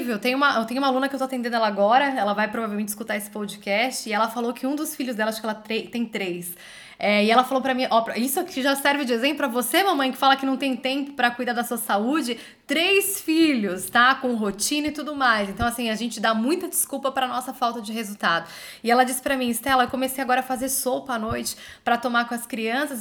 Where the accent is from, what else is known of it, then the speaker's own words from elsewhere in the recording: Brazil; moved away as an adult; Eu e você, depois que a gente saiu do Brasil